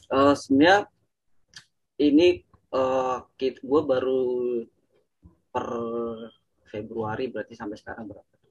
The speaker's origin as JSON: {"language": "Indonesian", "town": "Purwokerto", "region": "Central Java", "country": "Indonesia", "tie": "born or raised there", "lives_now": "Jakarta, Indonesia", "said": "gue ngelamar dulu di di di kampung gue tuh di Purwokerto"}